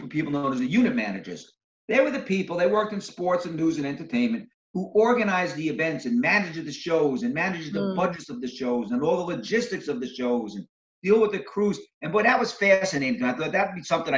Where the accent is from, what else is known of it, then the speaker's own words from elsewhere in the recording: Valley Stream, New York and Breezy Point, United States; also born or lived in Brooklyn, New York; raised in Valley Stream, New York, and Breezy Point, New York.